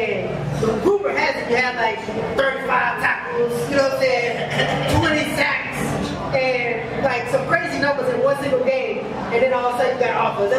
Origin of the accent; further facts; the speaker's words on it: Kentucky, United States; I'm from Kentucky.